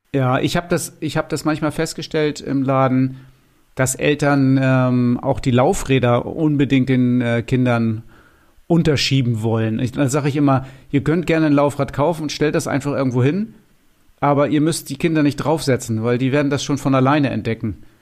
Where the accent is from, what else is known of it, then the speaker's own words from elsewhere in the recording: Lower Saxony, Germany; also born or lived in Cuxhaven; Bei uns in Niedersachsen